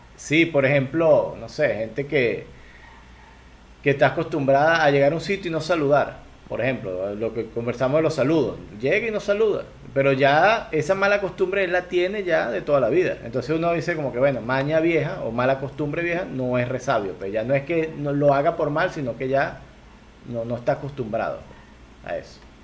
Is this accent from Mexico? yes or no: no; Venezuela; Venezuela lo llamamos chinchurria.